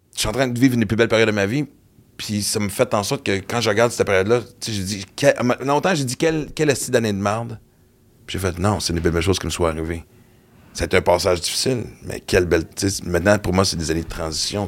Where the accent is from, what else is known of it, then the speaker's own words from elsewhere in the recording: Western Canada, Canada; moved away; J'ai grandi à l'Ouest canadien